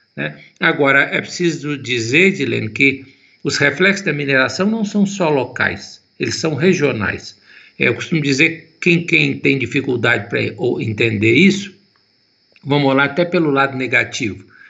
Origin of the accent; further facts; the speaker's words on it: Itabirito, Minas Gerais, Brazil; Eu sou natural de Itabirito